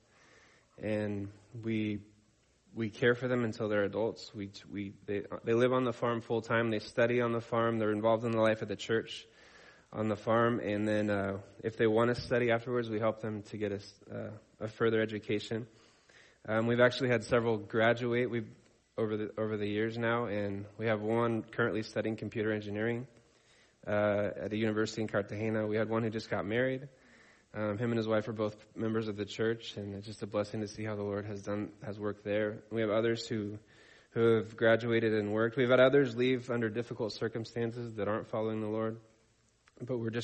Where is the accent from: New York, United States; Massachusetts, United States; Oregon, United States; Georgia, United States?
Oregon, United States; La Pine; moved away; I grew up in Lapine, Oregon.